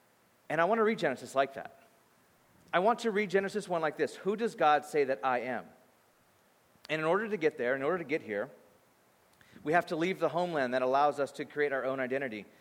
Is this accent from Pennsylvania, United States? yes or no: no; Bakersfield, California, United States; moved away; I grew up in Bakersfield, California. So I grew up there and I thought life was like that until I moved